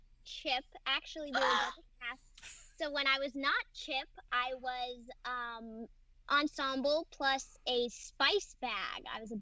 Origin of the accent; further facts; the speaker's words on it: Fresno, California, United States; I was born in Fresno, which is about 3 hours from Los Angeles. It is also very, very hot there.